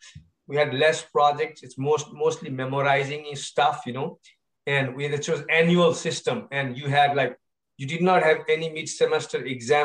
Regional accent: Kathmandu, Bagmati, Nepal; moved away as an adult; now in Stevens Point, United States; I was born and raised in Nepal

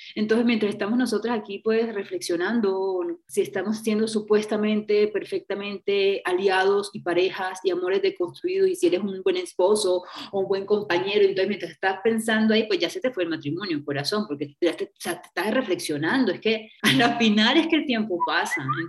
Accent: Caribbean Region, Colombia; la región norte del país, que es una región todavía pues, de donde yo vengo, costeña, pueblerina, de familia conservadora

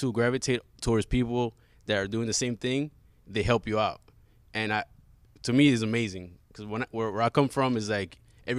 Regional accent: New York City, New York, United States; moved away as an adult; also born or lived in Dominican Republic; now in Houston, United States; I'm originally from New York with a Dominican background

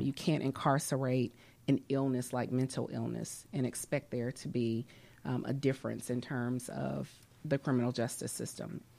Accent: Atlanta, Georgia, United States; also born or lived in New York / New Orleans; I grew up here in Atlanta

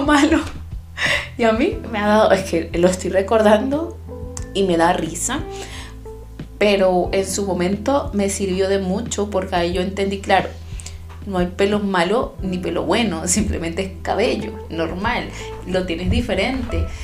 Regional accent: Venezuela; also born or lived in Chile; now in Germany; Yo soy venezolana y en mi propio país experimenté las mayores experiencias racistas eh, eh, que, tengo en mi, en mi haber, las experimenté en mi país, aunque era mi país, aunque yo nací ahí

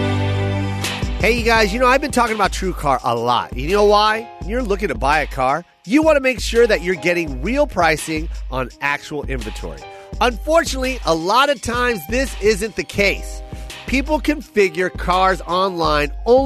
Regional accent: Las Vegas, Nevada, United States; I'm from Vegas

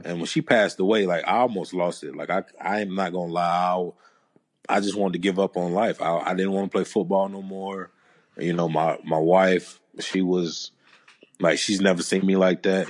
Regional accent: Georgia, United States; moved away; I'm originally from Georgia

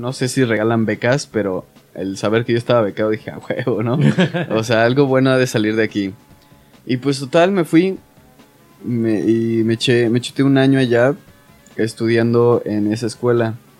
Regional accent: Mexico

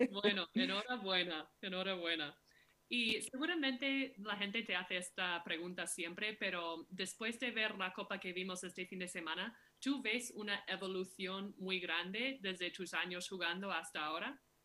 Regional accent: Minneapolis, Minnesota, United States; Soy de Minneapolis, sí, de, Minnesota

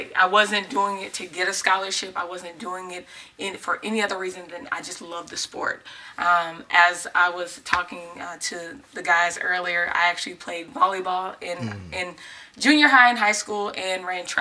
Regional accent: Texas, United States; we moved to the Mansfield area. I'm from Texas.

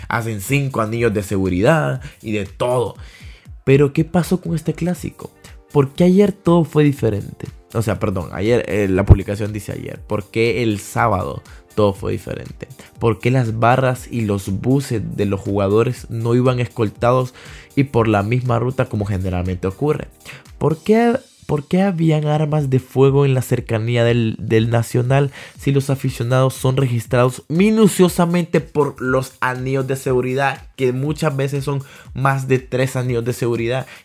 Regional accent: Honduras; Todos somos hondureños, no importa el equipo

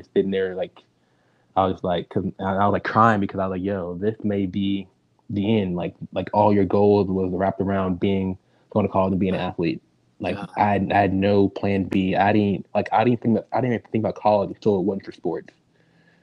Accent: Dallas, Texas, United States; I grew up in Dallas, Texas

